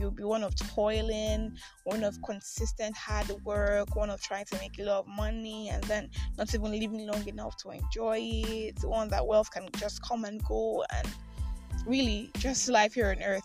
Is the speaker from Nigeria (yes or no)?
yes; Nigeria; I'm a Nigerian Christian alcoholic